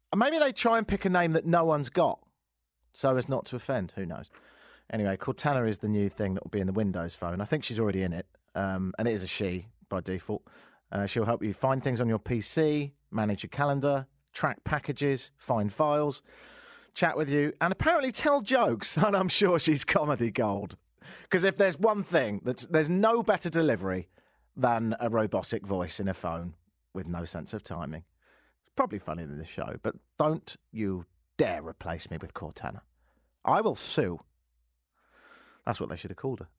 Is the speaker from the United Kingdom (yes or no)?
yes; England, United Kingdom; now in Toronto, Canada; we're from a nation of such fools